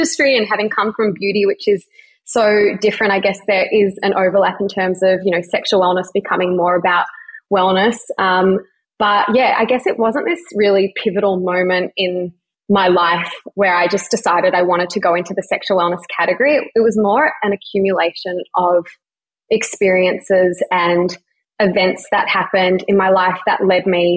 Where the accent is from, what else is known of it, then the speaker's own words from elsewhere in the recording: Melbourne, Victoria, Australia; I'm 29 and I'm from Melbourne